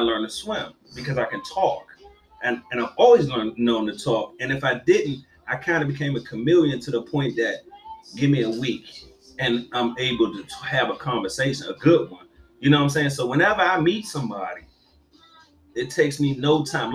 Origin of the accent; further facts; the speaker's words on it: DMV, United States; moved away as an adult; also born or lived in Virginia Beach; I didn't go back home or whatever, back to the city, went back to the DMV